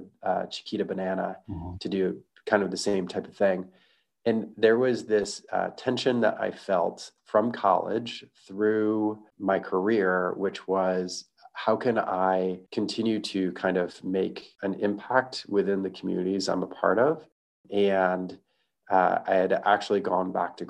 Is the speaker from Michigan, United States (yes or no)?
yes; Michigan, United States; growing up in Michigan and going into the automotive industry, like you're supposed to in Michigan